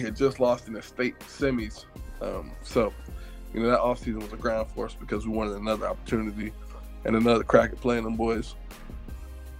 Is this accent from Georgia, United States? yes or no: no; Virginia Beach, Virginia, United States; also born or lived in Hampton, Virginia; I'm going from Virginia Beach